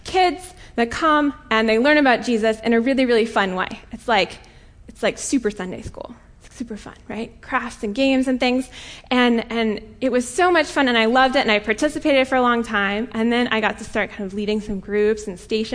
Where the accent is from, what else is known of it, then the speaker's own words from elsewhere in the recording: Colorado, United States; moved away; I'm from Colorado originally.